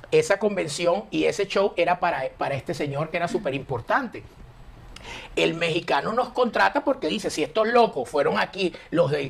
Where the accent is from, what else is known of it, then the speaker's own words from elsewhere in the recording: La Guaira, Venezuela; moved away; also born or lived in Spain; Yo vengo de La Guaira, de La Paz